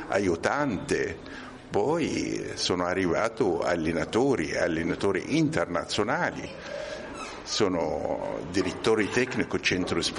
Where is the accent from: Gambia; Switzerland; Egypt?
Egypt; Italian is a second language; moved away as an adult; now in Rome, Italy; Io ho origine egiziano, studiato in Egitto, laureato in ingegneria, ingegnere electric power e sono venuto qui con un contratto con eh, una ditta in Sicilia, lavorato tre anni, poi sono venuto a Roma.